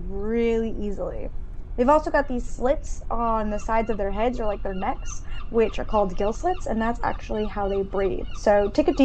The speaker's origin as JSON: {"language": "English", "town": "San Juan", "country": "Puerto Rico", "tie": "born or raised there", "said": "I was born in San Juan, Puerto Rico, which is an island in the Caribbean, and the ocean's kind of just always been a part of me"}